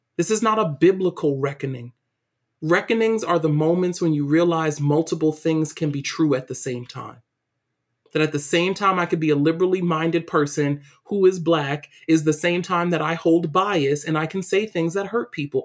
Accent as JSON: {"language": "English", "town": "New York City", "region": "New York", "country": "United States", "tie": "born or raised there", "also_born_or_lived": "Waltham, Massachusetts", "moved": "as an adult", "said": "growing up in East New York, Brooklyn"}